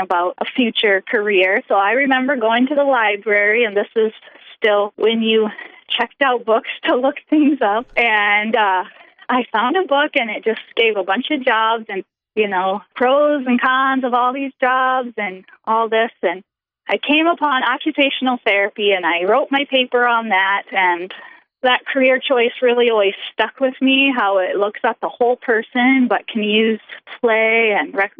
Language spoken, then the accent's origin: English; Orange City, Iowa, United States; now in Rapid City, United States; I grew up in Orange City, Iowa, which is just about 12 miles from Sioux Center where Dort is